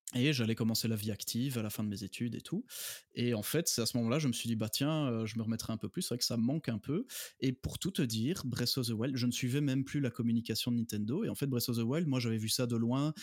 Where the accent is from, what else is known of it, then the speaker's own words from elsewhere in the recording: Belgium; j'habite en Belgique, hein, je suis belge